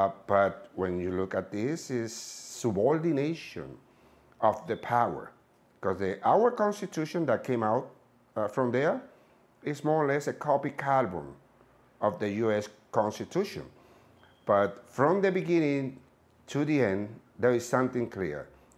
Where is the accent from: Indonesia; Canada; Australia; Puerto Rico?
Puerto Rico; I tell them that I'm from Puerto Rico.